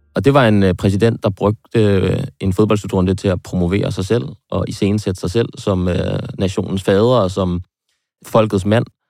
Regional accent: Frederiksberg, Capital Region of Denmark, Denmark; hjemme på Frederiksberg

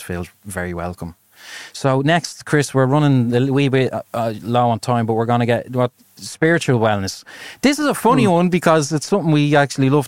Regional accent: Ireland; growing up in Ireland

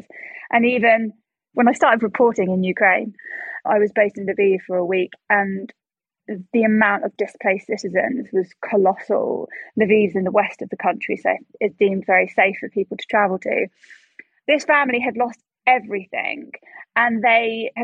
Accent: United Kingdom; I'm a British journalist.

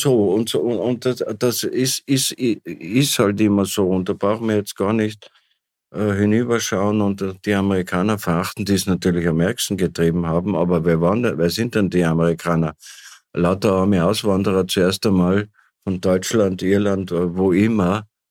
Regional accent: Tyrol, Austria; als Tiroler weiß ich

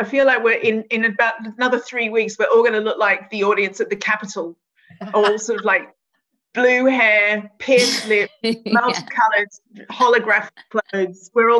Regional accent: Australia; now in United Kingdom; I'm the Australian and I'm the one not falling for this anymore in Britain?

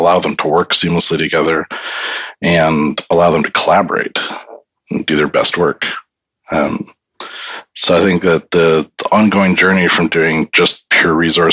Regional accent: Canada; moved away as an adult; now in United Kingdom; I'm a Canadian who came to the UK

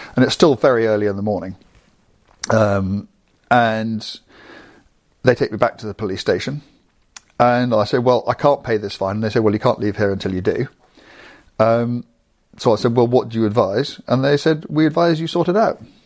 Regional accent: England, United Kingdom; I'm an Englishman driving a car in Belgium

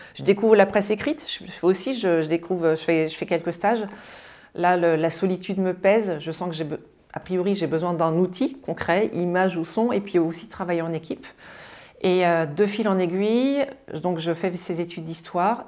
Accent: Mayenne, Pays de la Loire, France; moi je suis née en Mayenne, dans le grand ouest de la France, juste avant la Bretagne

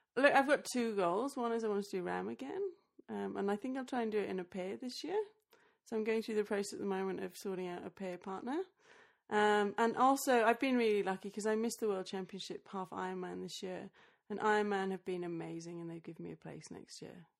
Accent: Australia; moved away; also born or lived in England; Then I moved back to Australia. I was born in Australia, but I went to uni in England

